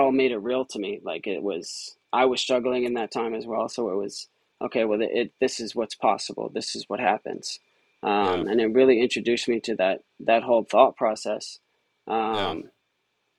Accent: Rumson, New Jersey, United States; moved away as an adult; also born or lived in Boston, Massachusetts; I'm originally from Rumson, New Jersey, down by the Jersey Shore

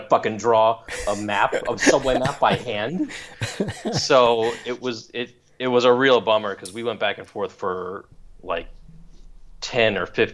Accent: New York, United States; now in Los Angeles, United States; I grew up in New York

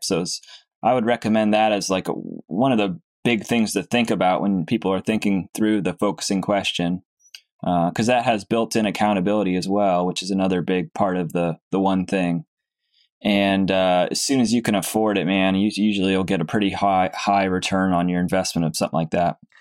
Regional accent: Cape Cod, Massachusetts, United States; moved away; I'm from Cape Cod

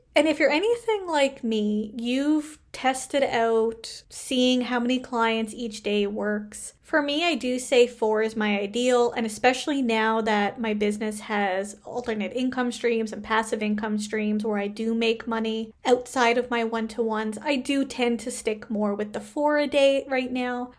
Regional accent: Canada; I am a Canadian social worker

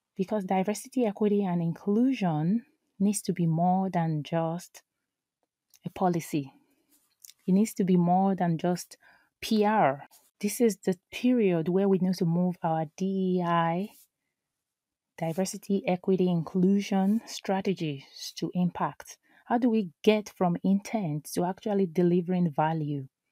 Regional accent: Nigeria; now in United States; I am an immigrant, I am a mom, I am a Nigerian, I am an American

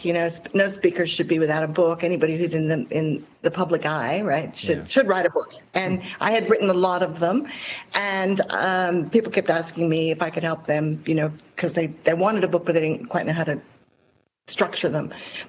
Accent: Hong Kong; My story is a bit like yours. I grew up in Hong Kong

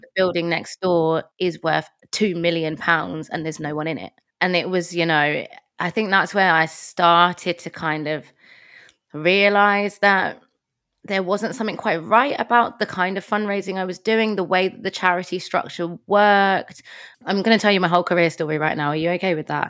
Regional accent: London, United Kingdom; moved away as an adult; now in Manchester, United Kingdom; So, I am from London. Um, I'm from Tottenham originally, but I live in Manchester.

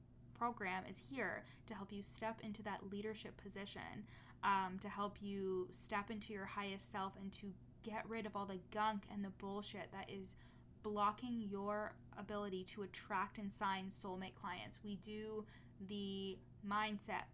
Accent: Canada; as a Canadian

